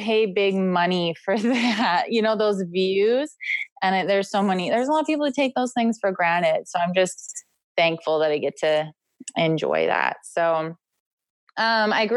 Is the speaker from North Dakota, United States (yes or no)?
yes; near Grand Forks, North Dakota, United States; moved away as an adult; now in South Dakota, United States; I was born and raised in North Dakota. I grew up in a small town just outside of Grand Forks